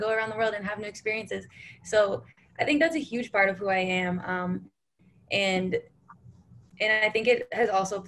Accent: Canada; moved away; also born or lived in India / Nebraska; it does start with being Canadian, where I grew up

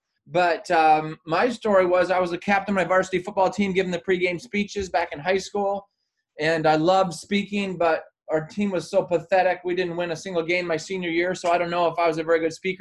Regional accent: Michigan, United States; moved away as an adult; now in Maui, United States; I was born and raised in Michigan and grew up skiing and sledding and playing hockey and all

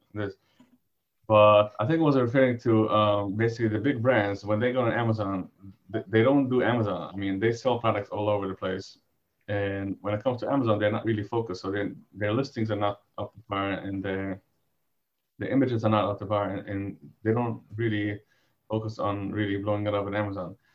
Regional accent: New York, United States; I'm originally from uh, New York

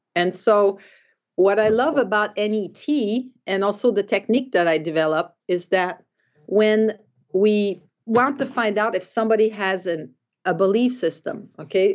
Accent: Quebec, Canada; moved away as an adult; also born or lived in Davenport, Iowa; I'm from Quebec

